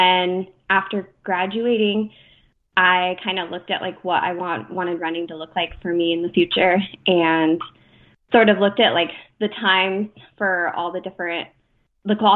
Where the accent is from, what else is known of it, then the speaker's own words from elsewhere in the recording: Deer Park, Washington, United States; I grew up in Deer Park, Washington, which is half an hour from north of Spokane, Washington